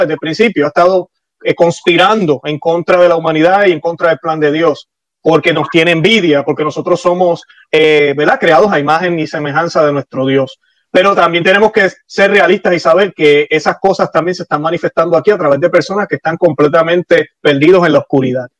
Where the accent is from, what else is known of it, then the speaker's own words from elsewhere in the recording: Puerto Rico; now in Florida, United States; vivo en Florida, nací en Puerto Rico